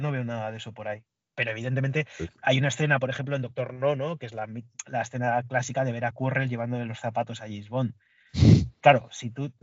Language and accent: Spanish; Basque Country, Spain; Yo soy del País Vasco